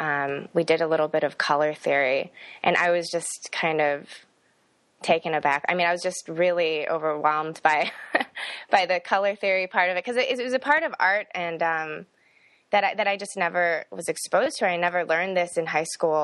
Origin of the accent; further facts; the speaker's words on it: Fox River Grove, Illinois, United States; moved away as an adult; also born or lived in South Korea; now in Iowa City, United States; Grew up in the northwest suburbs of Chicago, a pretty small one called Fox River Grove. And that's where I spent my entire childhood.